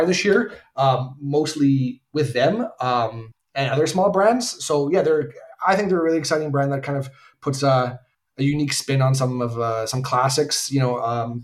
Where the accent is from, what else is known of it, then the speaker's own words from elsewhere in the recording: Canada; As a Canadian